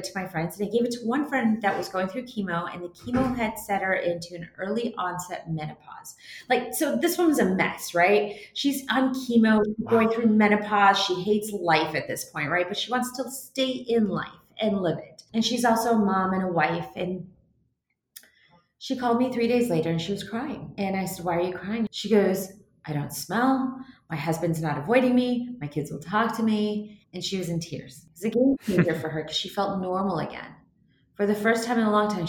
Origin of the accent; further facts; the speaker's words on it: Seattle, Washington, United States; I'm from Seattle